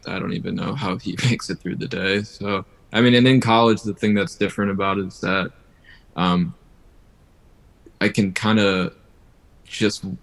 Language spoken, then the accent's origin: English; Cleveland, Ohio, United States; moved away as an adult; now in Boston, United States; I'm originally from Cleveland, Ohio, but I'm in Boston now